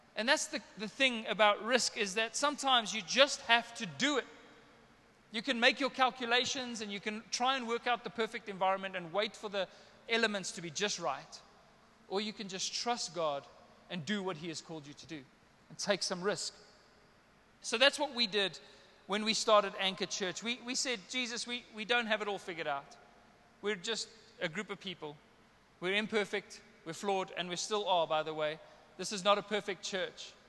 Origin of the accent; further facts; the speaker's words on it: South Africa; I'm a South African boy, Afrikaans slash English